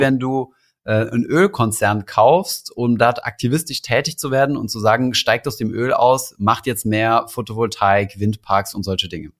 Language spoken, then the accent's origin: German; Germany; hier bei uns in Deutschland